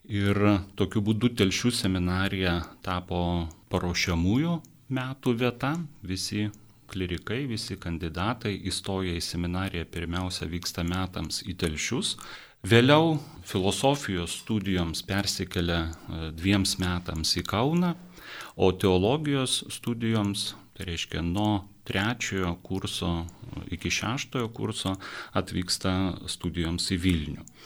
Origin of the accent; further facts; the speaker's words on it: Lithuania; mes, lietuviai, esam katalikai, na, tas e, kultūriškai tarsi įrašyta į, e, į mūsų e, vydų.